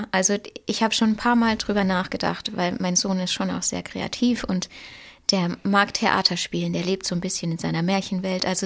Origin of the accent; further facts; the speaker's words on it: Moos, Baden-Württemberg, Germany; Ich komme vom Bodensee aus Moos.